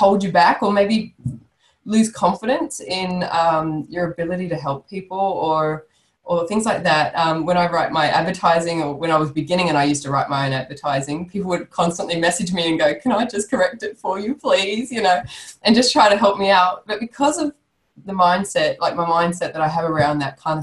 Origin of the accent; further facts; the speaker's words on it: Sydney, New South Wales, Australia; moved away; I'm originally from Sydney, so I knew a lot of people down there, and they knew my family